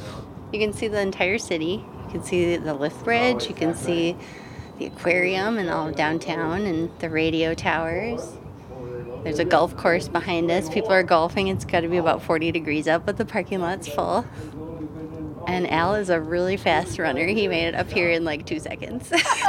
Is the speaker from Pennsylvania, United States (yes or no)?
no; Moose Lake, Minnesota, United States; I'm from Moose Lake.